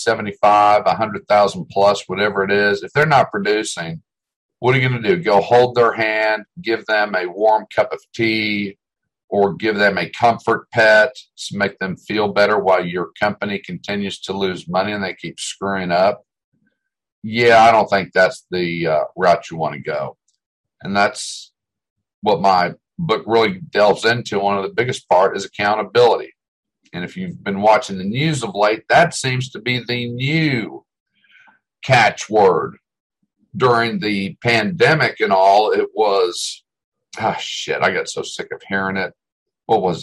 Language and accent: English; Delaware, United States; now in Texas, United States; when I grew up in Delaware